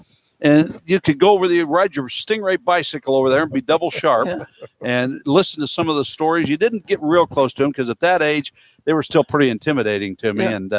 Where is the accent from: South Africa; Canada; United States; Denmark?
United States; Hutchinson, Kansas; growing up in Hutchinson, I can remember sneaking under the fence over in Alabama.